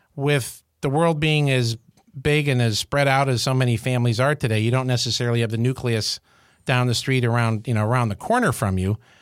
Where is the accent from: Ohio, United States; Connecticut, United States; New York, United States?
New York, United States; Syracuse; I grew up in Syracuse, New York